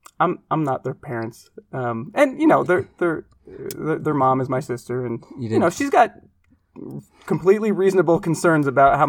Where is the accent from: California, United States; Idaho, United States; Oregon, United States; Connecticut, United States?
Oregon, United States; Portland; moved away; where I grew up in Portland, Oregon.